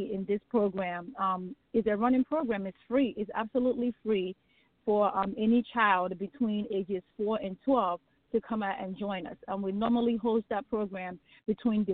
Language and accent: English; Nigeria; now in United States; I am originally from Nigeria. That is my homeland